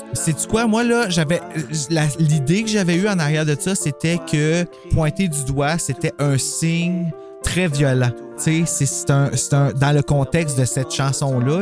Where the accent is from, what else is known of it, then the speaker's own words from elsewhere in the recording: Gatineau, Quebec, Canada; On est de Gatineau.